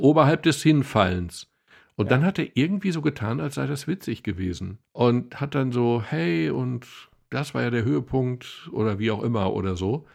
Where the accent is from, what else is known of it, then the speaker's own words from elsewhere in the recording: Dortmund, North Rhine-Westphalia, Germany; Ich möchte übrigens als sportbegeisterter Dortmunder